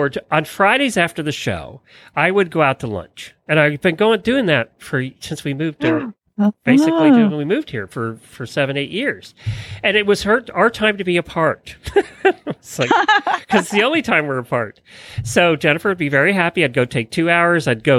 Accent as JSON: {"language": "English", "area": "Lancaster County", "region": "Pennsylvania", "country": "United States", "tie": "born or raised there", "moved": "yes", "lives_now": "Ocala, United States", "said": "I grew up in Lancaster County, Pennsylvania"}